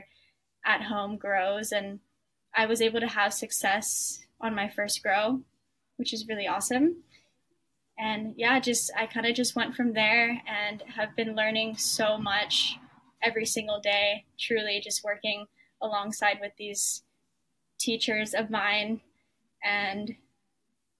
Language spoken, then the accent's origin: English; Oahu, Hawaii, United States; I was born and raised on Oahu in Hawaii